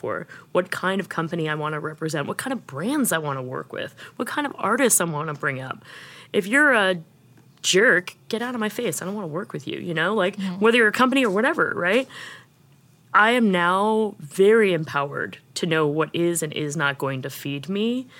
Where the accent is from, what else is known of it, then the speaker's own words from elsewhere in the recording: New York, United States; I'm from New York